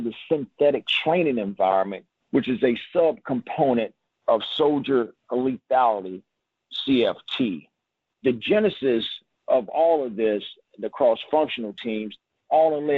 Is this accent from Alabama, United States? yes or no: yes; Evergreen, Alabama, United States; I grew up in a small town in southern Alabama called Evergreen, Alabama